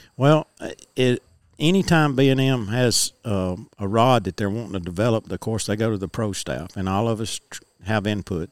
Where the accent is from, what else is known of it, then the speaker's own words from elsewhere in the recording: United States; I grew up fishing on Bear Creek, on the creek itself that feeds into Pickwick.